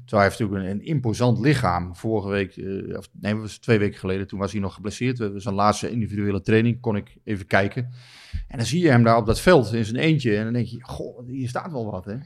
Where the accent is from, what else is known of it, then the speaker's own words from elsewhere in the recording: Netherlands; wij als Nederlanders